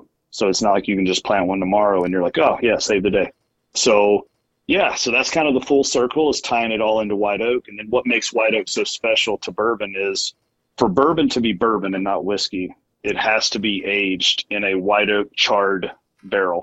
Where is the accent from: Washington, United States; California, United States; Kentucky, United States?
Kentucky, United States; now in Iowa, United States; growing up in Kentucky.